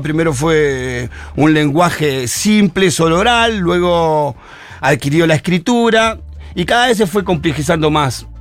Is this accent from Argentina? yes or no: yes; Argentina; nuestro castellano adaptado al argentino